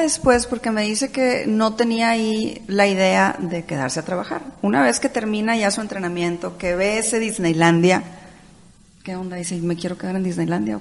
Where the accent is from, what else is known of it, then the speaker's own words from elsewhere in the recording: Mexico; como ciudadana, como mexicana